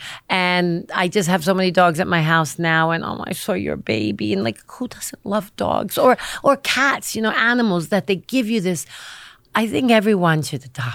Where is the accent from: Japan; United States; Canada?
United States; New York City, New York; I grew up in the city. Yeah, I grew up in the Lower East Side